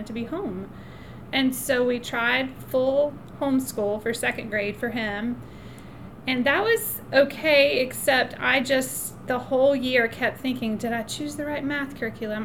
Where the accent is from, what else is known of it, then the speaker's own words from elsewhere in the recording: about an hour from Wilmington, North Carolina, United States; now in Greenville, United States; Wilmington, North Carolina, which is about an hour from where I grew up